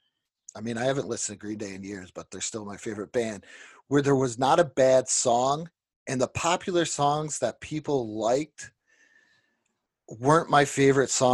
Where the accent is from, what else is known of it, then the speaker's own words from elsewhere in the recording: Niagara Falls, New York, United States; I'm from Niagara Falls